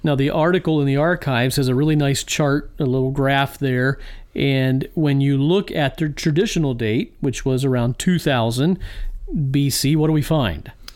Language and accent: English; Virginia, United States; now in Illinois, United States; the beautiful state of Virginia. My my home state where I was, uh, born and raised